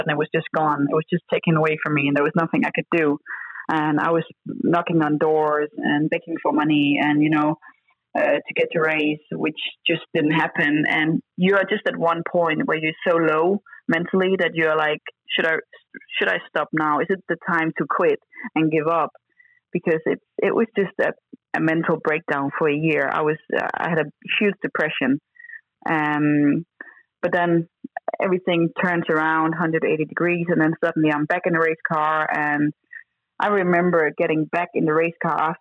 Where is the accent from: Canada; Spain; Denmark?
Denmark; I came from Denmark